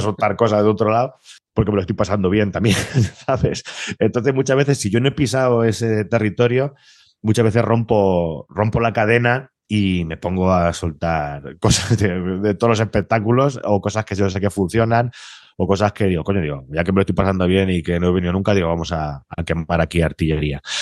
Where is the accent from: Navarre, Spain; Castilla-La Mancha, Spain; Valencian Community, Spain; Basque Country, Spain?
Castilla-La Mancha, Spain; la suerte que tenemos los de Castilla-La Mancha